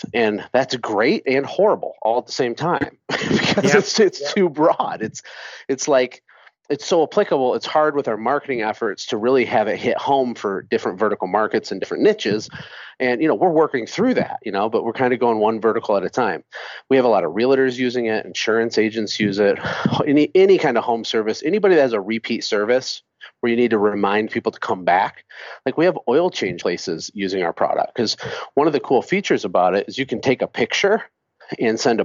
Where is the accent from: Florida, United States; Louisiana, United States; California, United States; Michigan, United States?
Michigan, United States; moved away as an adult; now in Costa Rica; I'm from Michigan